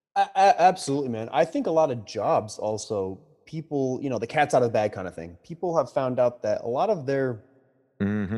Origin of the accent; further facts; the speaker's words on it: New York, United States; now in Boston, United States; this is a New Yorker saying this. You know, I'm, I'm not from Boston